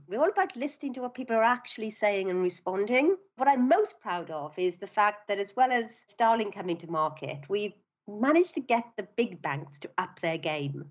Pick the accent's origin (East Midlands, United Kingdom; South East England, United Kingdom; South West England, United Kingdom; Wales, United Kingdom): Wales, United Kingdom; Swansea; moved away as an adult; also born or lived in London; I was born in Swansea in South Wales.